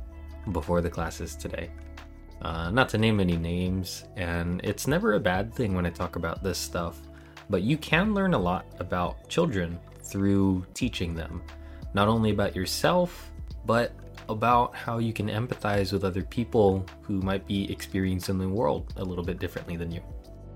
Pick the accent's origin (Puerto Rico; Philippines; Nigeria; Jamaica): Philippines; now in Virginia Beach, United States; I'm Filipino, and I'm a full-time martial artist at my family's academy in Virginia Beach, Virginia.